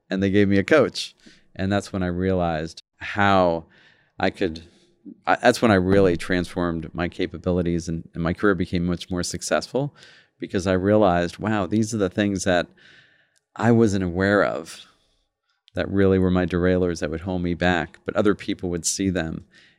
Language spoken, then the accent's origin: English; New York, United States; also born or lived in London, United Kingdom; I was born in London. He became a chef, was there for about 28 years, and then came to New York and worked in some pretty interesting restaurants. And that's where I grew up.